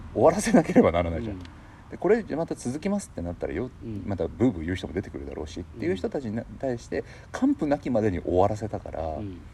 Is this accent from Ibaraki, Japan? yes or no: no; Saitama, Japan; 僕らの地元の近くだと新とこ